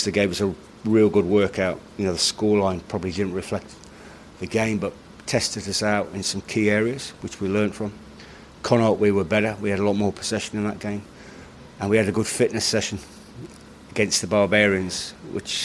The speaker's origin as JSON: {"language": "English", "region": "England", "country": "United Kingdom", "moved": "yes", "lives_now": "Ireland", "said": "I'm English"}